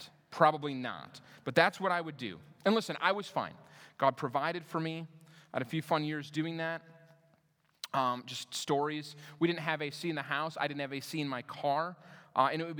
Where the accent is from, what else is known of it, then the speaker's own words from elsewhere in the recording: Minnesota, United States; moved away as an adult; also born or lived in Denver; I moved to Denver from where I grew up in Minnesota